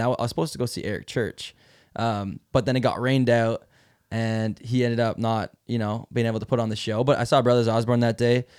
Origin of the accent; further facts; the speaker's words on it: Mile Bay, Ontario, Canada; where I grew up in Mile Bay, Ontario